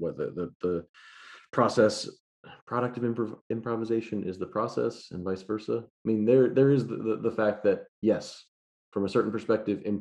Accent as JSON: {"language": "English", "region": "New York", "country": "United States", "moved": "yes", "lives_now": "Austin, United States", "said": "I'm from New York"}